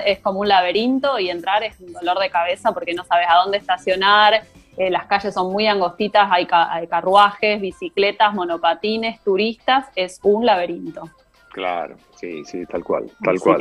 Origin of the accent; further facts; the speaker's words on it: Argentina; now in Belgium; nosotros como argentinos